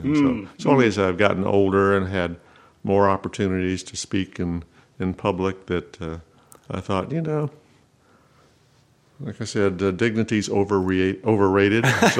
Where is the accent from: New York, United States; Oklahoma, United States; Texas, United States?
Oklahoma, United States; Tulsa; also born or lived in Artesia, New Mexico / Maljamar, New Mexico; Mostly from Tulsa. I wasn't born in Tulsa, okay, but we moved there. I was 6 when we moved there, and I started second grade in Tulsa.